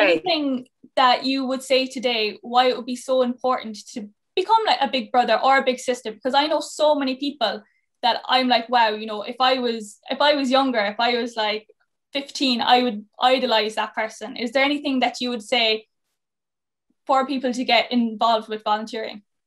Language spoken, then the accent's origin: English; Cork, Munster, Ireland; moved away; also born or lived in Mayo; I'm from Cork originally